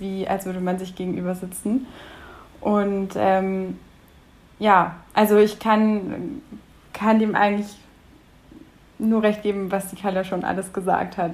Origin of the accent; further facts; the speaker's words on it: Munich, Bavaria, Germany; Ich komme tatsächlich aus München